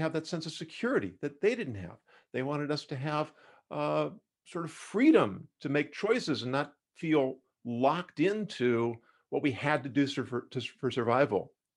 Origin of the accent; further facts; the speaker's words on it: Los Angeles, California, United States; also born or lived in Davis, California; I grew up in Los Angeles